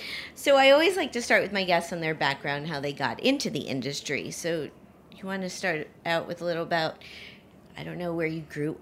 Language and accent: English; Miami, Florida, United States; I grew up in Miami.